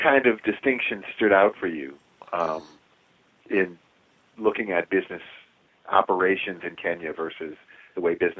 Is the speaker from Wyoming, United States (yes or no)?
no; New Orleans, Louisiana, United States; moved away as an adult; also born or lived in New York / Arizona; I was born and raised in New Orleans, Louisiana